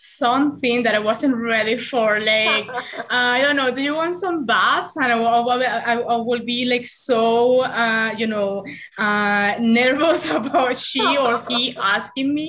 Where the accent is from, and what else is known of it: Venezuela; born or raised there; English is a second language; moved away as an adult; now in Canada